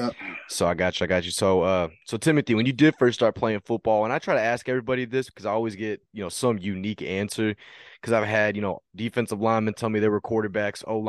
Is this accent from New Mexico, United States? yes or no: no; Texas, United States; I'm from Texas